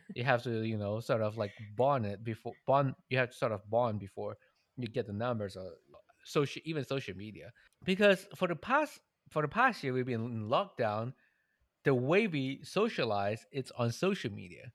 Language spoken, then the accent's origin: English; Malaysia; moved away; I'm Malaysian.